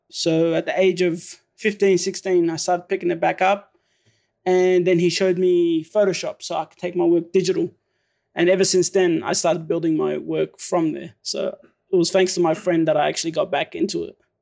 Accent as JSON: {"language": "English", "town": "Melbourne", "region": "Victoria", "country": "Australia", "tie": "born or raised there", "also_born_or_lived": "Syria", "said": "my dad flew us over here to S, Melbourne, Australia, and ever since then, I've been living in Melbourne, Australia"}